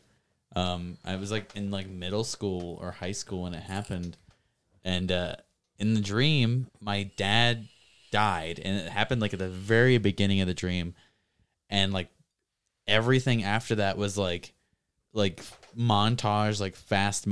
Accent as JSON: {"language": "English", "country": "United States", "said": "being American"}